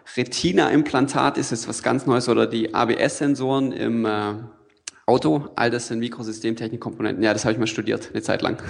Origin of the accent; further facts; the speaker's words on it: Allgäu, Bavaria, Germany; moved away as an adult; also born or lived in Freiburg; ich komme vom Land, ja, ich komme aus dem Allgäu